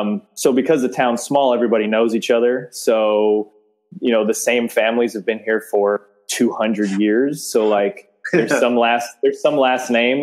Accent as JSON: {"language": "English", "town": "San Diego", "region": "California", "country": "United States", "moved": "as an adult", "lives_now": "Olney, United States", "said": "I'm from San Diego originally. I've only lived here as long as the business has been here."}